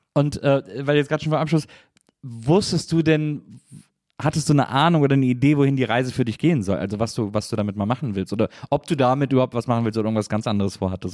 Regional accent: Wesseling, North Rhine-Westphalia, Germany; moved away; ich komme ja aus Wesseling, ich bin in Wesseling aufgewachsen

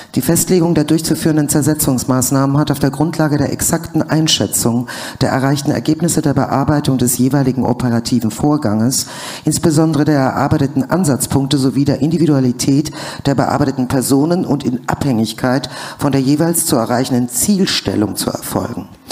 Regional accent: Germany; also born or lived in USSR; ich bin in der UdSSR groß geworden, besser gesagt geboren worden und bin dann wiederum in der BED aufgewachsen

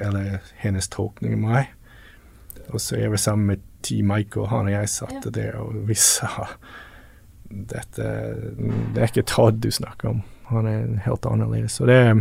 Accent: Newfoundland and Labrador, Canada; Norwegian is a second language; now in Tveiterås, Norway; Jeg er oppvokst på, på Newfoundland.

